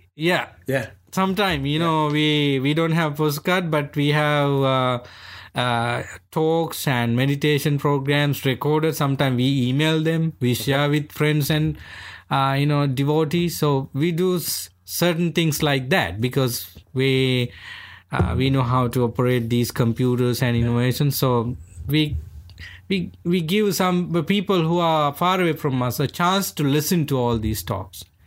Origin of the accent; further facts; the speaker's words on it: Sri Lanka; first language Sinhala; English is a second language; moved away; I'm from Sri Lanka. I became a monk when I was 13 years old